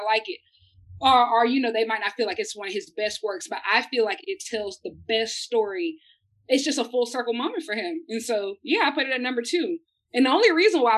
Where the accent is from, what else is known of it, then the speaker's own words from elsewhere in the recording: Columbia, South Carolina, United States; I'm also from South Carolina. 803 mate from Columbia. Still in Columbia.